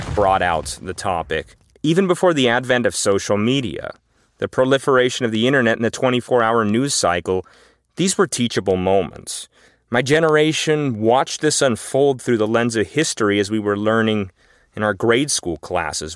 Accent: Los Angeles, California, United States; I grew up in Los Angeles

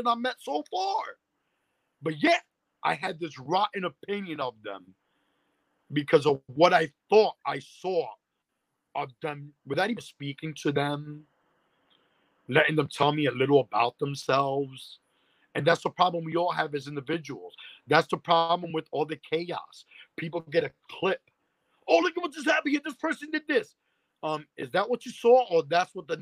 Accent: New York City, New York, United States; Growing up in Spanish Harlem

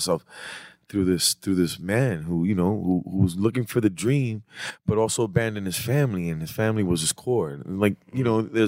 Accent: New York City, New York, United States; But I was born in 204.

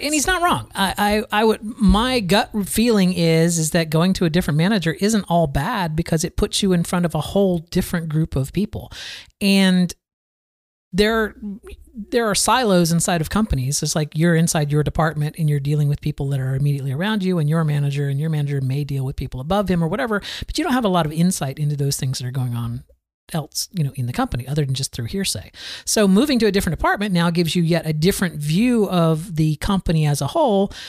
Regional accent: Florida, United States; I grew up here in Florida

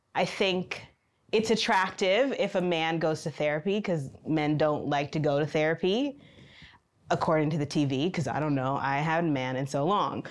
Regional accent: Michigan, United States; moved away as an adult; now in China; I've lived in China for three years, and I am from Michigan in the United States

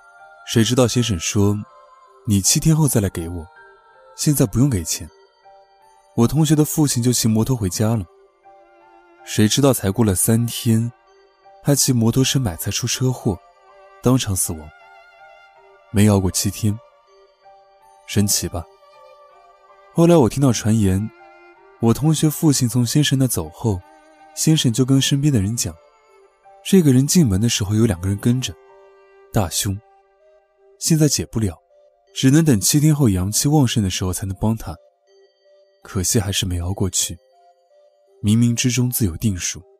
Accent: Yunnan, China; 第一个我要说的是我老家本地的一个非常非常厉害的算命先生，她是个女的，省部级干部都排队找她算命，找她算命的车都排几公里，一点不吹牛，这是我亲眼看到的。我不能讲具体位置，只能说在云南。

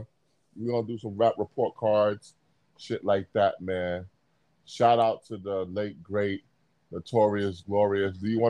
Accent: New York City, New York, United States; And I'm from Brooklyn.

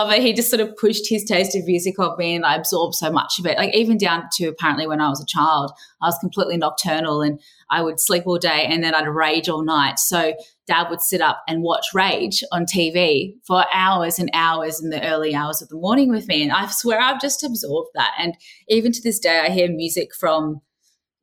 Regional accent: Cairns, Queensland, Australia; moved away as an adult; now in Sydney, Australia; I'm from Cairns

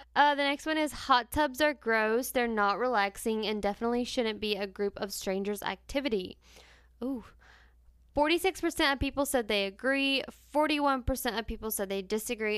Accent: North Carolina, United States; we're metro-, politan in North Carolina too

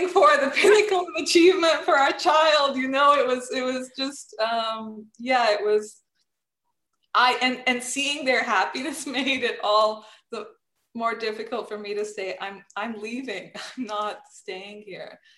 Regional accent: Serbia; moved away; I'm originally from Serbia

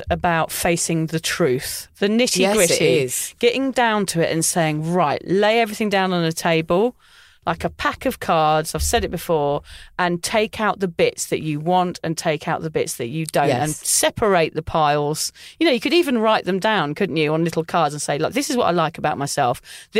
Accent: England, United Kingdom; moved away; obviously I'm English.

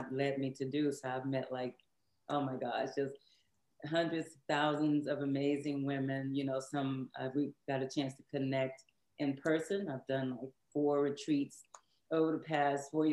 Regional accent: Shreveport, Louisiana, United States; also born or lived in Houston, Texas; now in Dallas, United States; I'm from Houston, Texas, but I was raised in Shreveport, Louisiana. So now I live in Dallas, Texas.

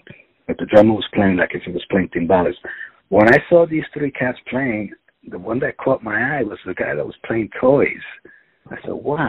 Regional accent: New York City, New York, United States; I'm from the Bronx

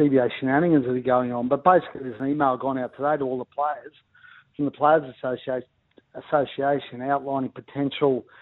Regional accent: Ipswich, Queensland, Australia; I grew up in Ipswich

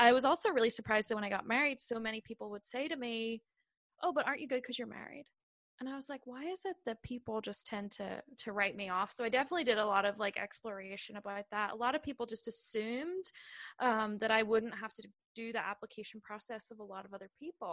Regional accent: Ireland; moved away as an adult; now in United States; I'm from Ireland

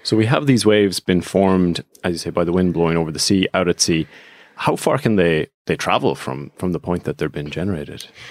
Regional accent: Strandhill, Connacht, Ireland; You grew up in Strandhill, actually, same as myself

